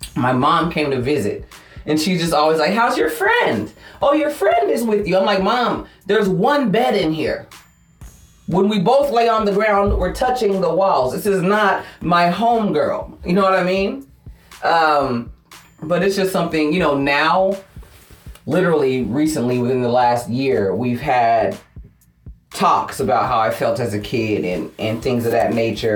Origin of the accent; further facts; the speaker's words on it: Fairfield, California, United States; I was born and raised in Fairfield, California. It's a suburb of the Bay Area